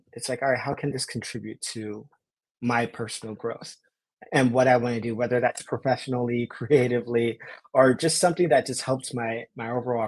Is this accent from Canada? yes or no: no; Los Angeles, California, United States; being born and raised in South